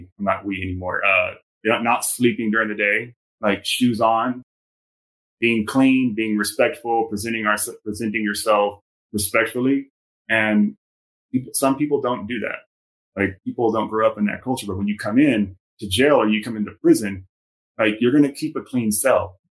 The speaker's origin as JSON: {"language": "English", "region": "California", "country": "United States", "said": "I came from Southern California."}